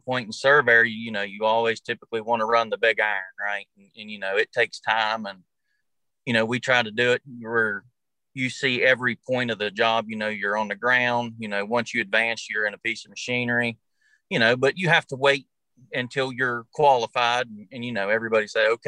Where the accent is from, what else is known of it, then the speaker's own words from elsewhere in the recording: Monroe County, West Virginia, United States; I'm from Monroe County, West Virginia. Grew up on about a 500 acre farm.